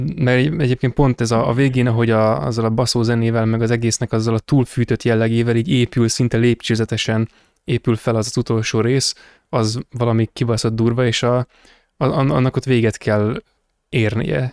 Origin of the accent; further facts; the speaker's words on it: Hungary; magyar vagyok